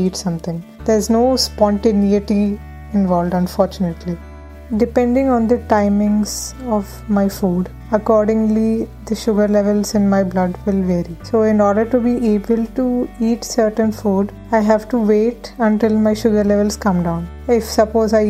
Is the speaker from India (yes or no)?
yes; Pune, Maharashtra, India; moved away as an adult; now in Netherlands; I'm originally from Pune, but I'm currently pursuing my master's degree in the Netherlands